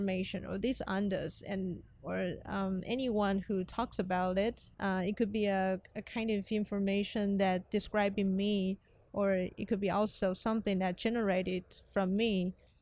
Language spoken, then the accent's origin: English; Taiwan; I come from Taiwan. Taiwan is 6 hours ahead